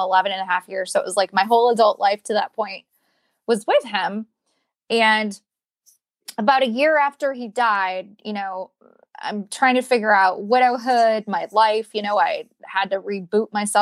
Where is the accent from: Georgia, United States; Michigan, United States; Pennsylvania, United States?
Michigan, United States; moved away; I'm from Michigan